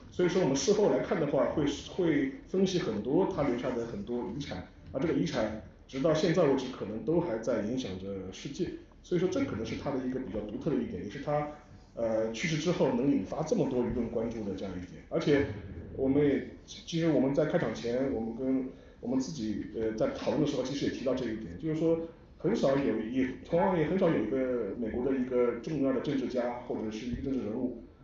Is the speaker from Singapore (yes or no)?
no; China; 因为我们中国人看待基辛格的时候